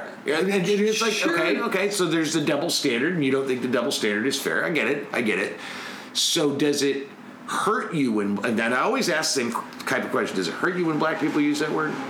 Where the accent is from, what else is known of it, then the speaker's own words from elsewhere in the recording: the South, United States; I grew up in the South